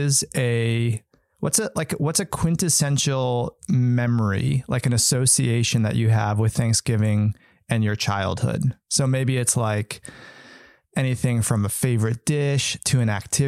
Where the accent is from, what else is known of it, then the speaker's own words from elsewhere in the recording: East Coast, United States; moved away; also born or lived in Wisconsin; growing up in the East Coast